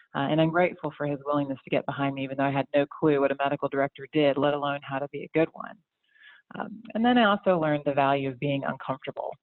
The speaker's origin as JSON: {"language": "English", "area": "outside of Atlanta", "region": "Georgia", "country": "United States", "tie": "born or raised there", "also_born_or_lived": "Chicago, Illinois / Winston-Salem, North Carolina", "lives_now": "North Carolina, United States", "said": "originally, I'm from Chicago, grew up a little bit outside of Atlanta"}